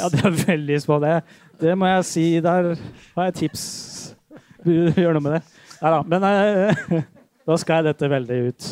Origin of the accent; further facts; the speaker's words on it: Drøbak, Akershus, Norway; Jeg vokste opp i Drøbak